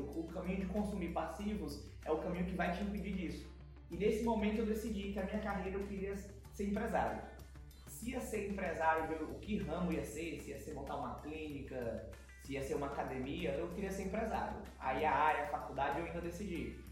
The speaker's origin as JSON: {"language": "Portuguese", "town": "São Luís", "region": "Maranhão", "country": "Brazil", "tie": "born or raised there", "also_born_or_lived": "São Paulo / Vitorino Freire"}